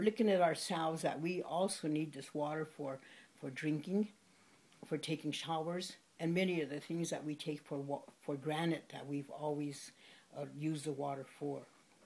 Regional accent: Pine Ridge Reservation, South Dakota, United States; I'm Oglala Lakota from the Pine Ridge Reservation, and I live in a small village called Oglala, just 15 miles north of Pine Ridge

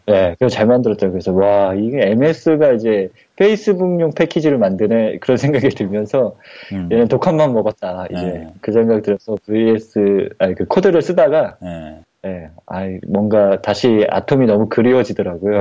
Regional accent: South Korea; first language Korean; 처음에 한국에 태어났으니까 한국어를

